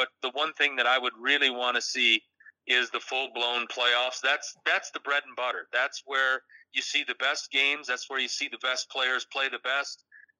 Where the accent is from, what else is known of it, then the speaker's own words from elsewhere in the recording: United States; now in Calgary, Canada; in the United States, just like anything, capitalism USA, and this is my home country